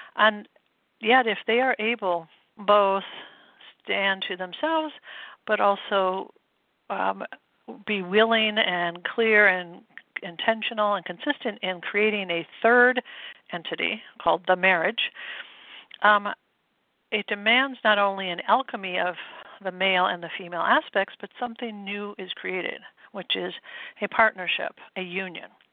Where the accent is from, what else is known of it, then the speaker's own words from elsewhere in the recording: Midwest, United States; moved away as an adult; now in New England, United States; I grew up in the Midwest, and I came out east to go to school